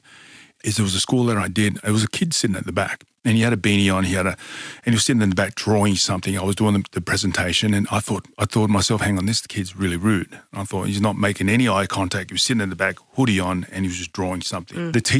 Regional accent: Tonga; also born or lived in Newcastle, Australia; So I was born in Newcastle, New South Wales, is where I was born. So obviously love my my rugby league over in New South Wales, but I was brought up in Tonga.

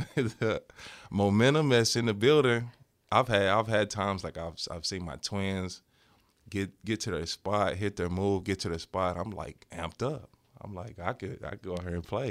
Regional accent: Cahokia, Illinois, United States; moved away; It's in my hometown, Cahokia, Illinois

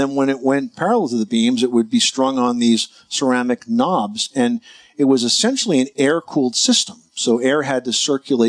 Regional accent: New Jersey, United States; my home state of New Jersey

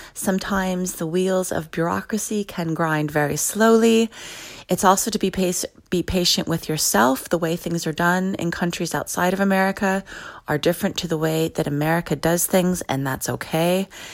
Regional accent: United States; moved away as an adult; now in Dublin, Ireland; I'm an American who lives in Dublin.

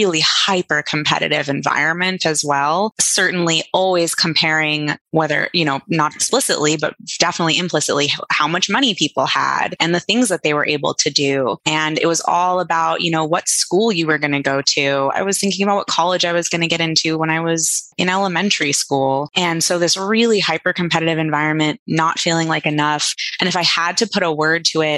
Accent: New York City, New York, United States; I grew up in New York City in like a very privileged bubble.

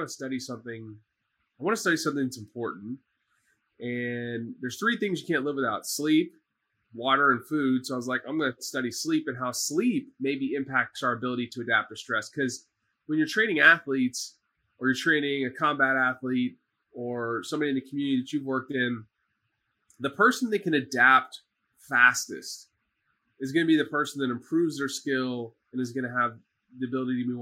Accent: Dallas, Texas, United States; now in Houston, United States; I'm from Dallas

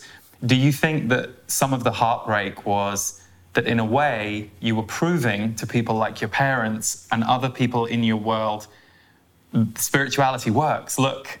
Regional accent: United Kingdom; being a Brit.

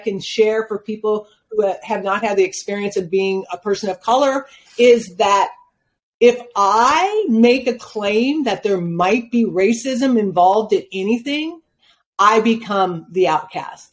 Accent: Spokane, Washington, United States; moved away as an adult; now in Phoenix, United States; My parents chose Spokane, Washington. They'd never been there. They were not aware of the cultural or the lack of culture and the impact that it would have on us as children growing up

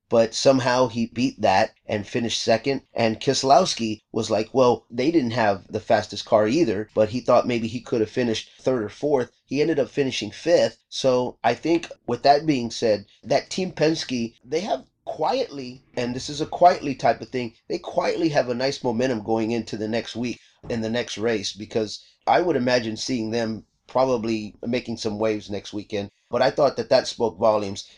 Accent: Texas, United States; now in California, United States; I grew up in Texas

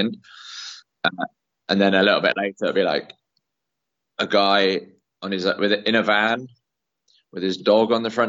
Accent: Cornwall, South West England, United Kingdom; moved away; I'm from Cornwall originally

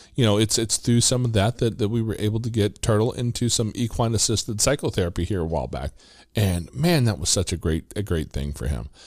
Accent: Midwest, United States; I'm from the Midwest

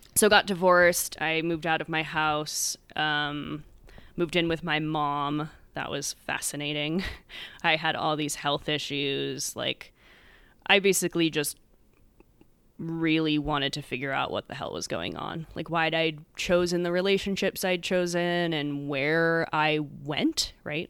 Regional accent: United States; moved away as an adult; also born or lived in San Diego; I grew up in suburbia outside Manhattan

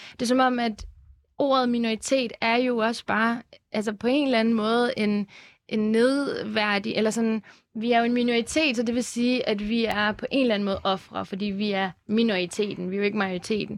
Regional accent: Lyngby, Capital Region of Denmark, Denmark; jeg voksede op i Lyngby i et rimelig sådan dansk kvarter

